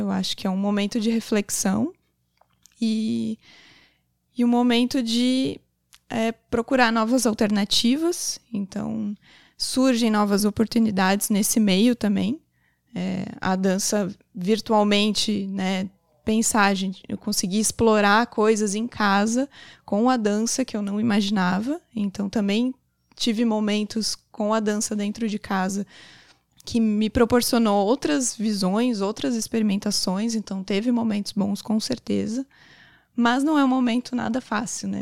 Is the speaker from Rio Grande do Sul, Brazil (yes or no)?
no; Garopaba, Santa Catarina, Brazil; also born or lived in São Paulo; E aqui é, continuei com a dança aqui em Garopaba também